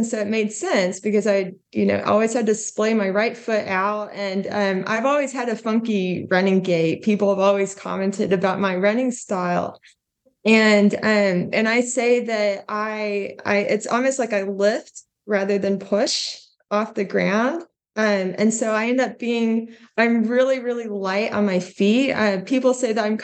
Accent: Duncan, Oklahoma, United States; being from Oklahoma, we get tornadoes. You know, I grew up as a kid, like, you know, had tornado warnings all the time

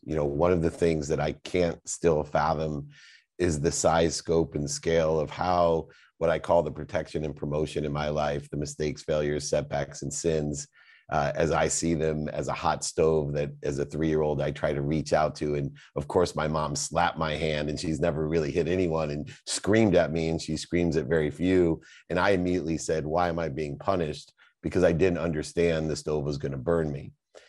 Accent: Bronx, New York, United States; I come from the Bronx and his family, and you know, and I've got a college education.

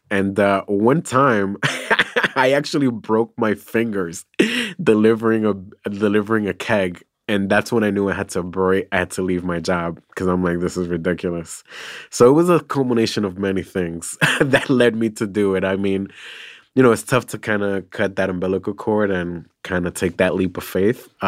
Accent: New York City, New York, United States; I'm from New York City.

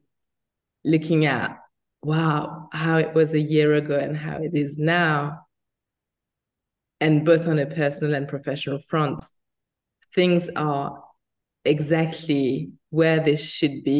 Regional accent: France; moved away as an adult; also born or lived in United States; by my accent, I was born in France and it wasn't easy in France

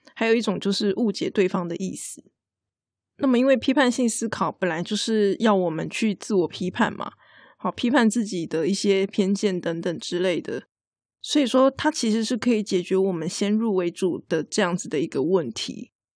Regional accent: Taiwan; 我们台湾人很喜欢常常讲那个对不起嘛

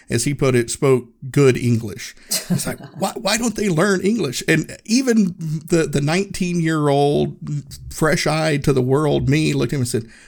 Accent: Erwin, Tennessee, United States; this is the hmm. first place I had lived outside of my hometown, Erwin, Tennessee.

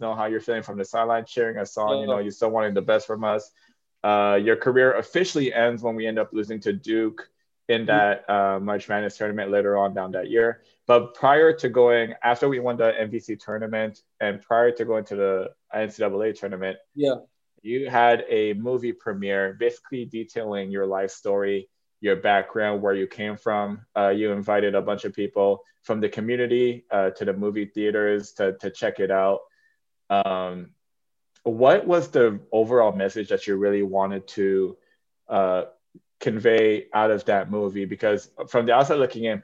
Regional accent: Canada; I came from a less privileged background growing up in Canada.

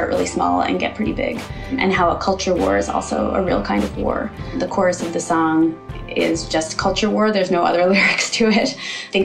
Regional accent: New York City, New York, United States; first language Ukrainian; English is a second language; my social life really revolved in many ways for many years around the Ukrainian diaspora in and around New York City

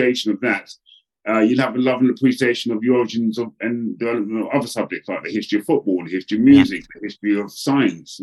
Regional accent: England, United Kingdom; a young black man growing up, in particular in England

